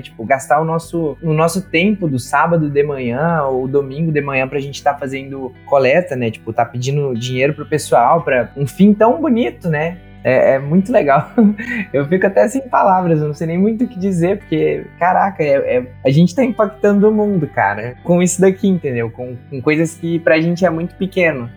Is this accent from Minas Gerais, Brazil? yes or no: yes; Minas Gerais, Brazil; moved away as an adult; now in Pelotas, Brazil; sou de Minas Gerais e agora estou morando aqui em Pelotas